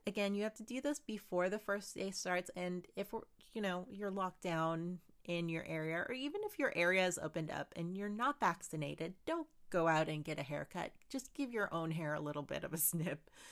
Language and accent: English; Philippines; I'm Filipino and growing up, my family always appreciated